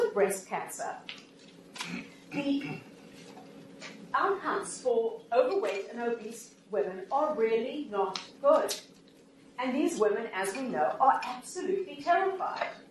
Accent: Canada; I'm from Canada

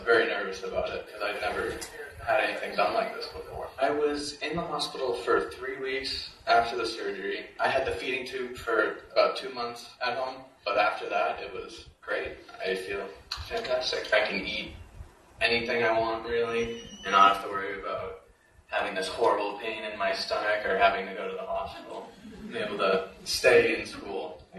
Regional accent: Concord, New Hampshire, United States; I'm 17 years old. I'm from Concord, New Hampshire.

